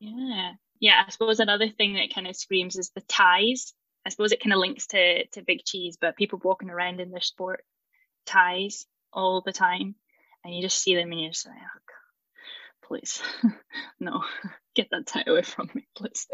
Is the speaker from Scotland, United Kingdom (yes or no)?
yes; Aberdeen, Scotland, United Kingdom; moved away as an adult; now in Edinburgh, United Kingdom; I'm from Aberdeen